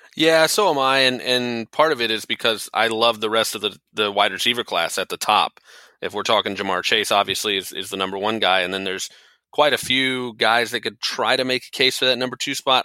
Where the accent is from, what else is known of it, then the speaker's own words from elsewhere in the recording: Tampa, Florida, United States; moved away as an adult; also born or lived in Kentucky; I grew up and lived in the Tampa area my whole life